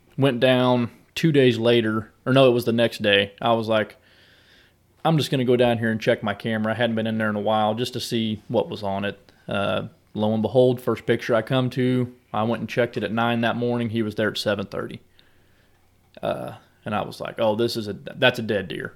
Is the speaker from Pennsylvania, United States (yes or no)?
no; Southwest Missouri, United States; now in Columbia, United States; I grew up in Southwest Missouri, down in the hardwoods